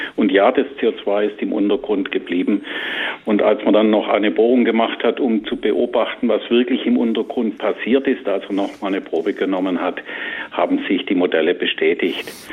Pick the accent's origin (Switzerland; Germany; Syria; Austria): Germany; Southern Germany; saurer Sprudel, mhm. sagt man bei uns im Süden